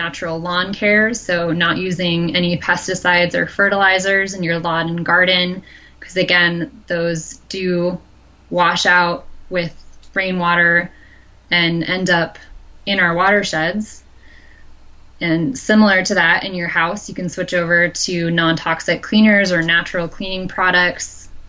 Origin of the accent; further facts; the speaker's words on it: Midwest, United States; like me growing up in the Midwest, everyone lives in a watershed